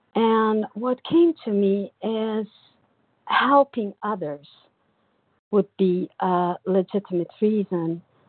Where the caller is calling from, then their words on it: São Paulo, Brazil; I'm calling from Brazil, São Paulo.